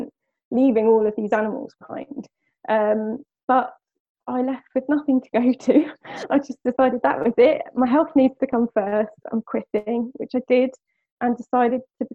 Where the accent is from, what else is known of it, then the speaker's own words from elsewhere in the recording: West Sussex, South East England, United Kingdom; I am born and raised in West Sussex